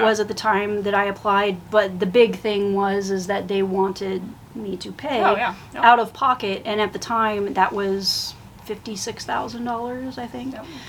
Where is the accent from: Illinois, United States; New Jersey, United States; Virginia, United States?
Illinois, United States; Neoga; moved away as an adult; also born or lived in Edwardsville, Illinois / Los Angeles; I grew up in Neoga, Illinois